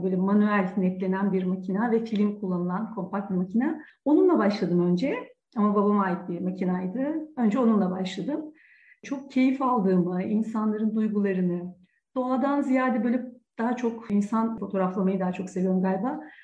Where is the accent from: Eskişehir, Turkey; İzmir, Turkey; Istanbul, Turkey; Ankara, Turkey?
Ankara, Turkey; also born or lived in Ürgüp, Nevşehir; Ürgüp Nevşehir doğumluyum. Bir buçuk iki yaşında Ankara'ya dedem emekli öğretmen. O emekli olduktan sonra e, Ürgüp'te Ankara'ya yerleştik ailece.